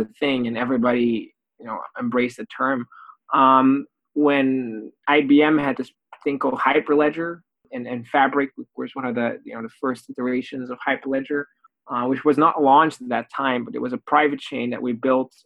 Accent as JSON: {"language": "English", "country": "Belgium", "also_born_or_lived": "Oxford", "moved": "yes", "said": "I'm originally from Belgium."}